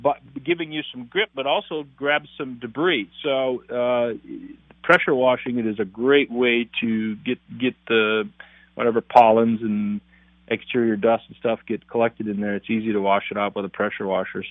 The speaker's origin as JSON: {"language": "English", "town": "North Branch", "region": "Minnesota", "country": "United States", "tie": "born or raised there", "said": "I grew up in North Branch, Minnesota"}